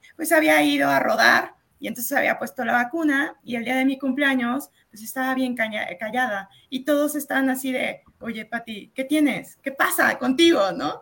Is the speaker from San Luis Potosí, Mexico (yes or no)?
yes; San Luis Potosí, Mexico; aquí nosotros somos de San Luis Potosí